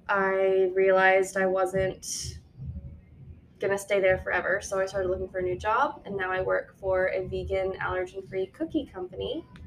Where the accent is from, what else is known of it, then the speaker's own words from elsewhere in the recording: Houston, Texas, United States; moved away as an adult; also born or lived in Arkansas / Columbia, Missouri; now in Colorado, United States; So I grew up in Houston, went to college in Arkansas.